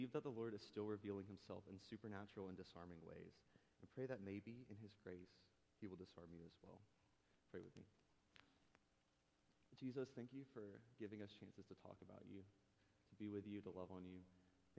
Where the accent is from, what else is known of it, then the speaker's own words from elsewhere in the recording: Nahunta, Georgia, United States; moved away; small town Nahanna, Georgia, southeast Georgia